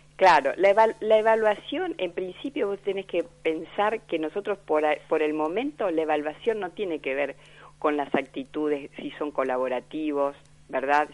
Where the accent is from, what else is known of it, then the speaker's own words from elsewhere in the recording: Argentina; como argentinos